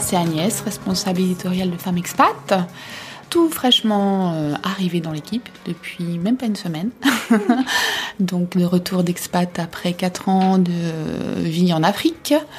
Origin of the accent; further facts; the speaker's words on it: Belgium; also born or lived in Africa; now in Paris, France; je suis belge, épouse d'un Français.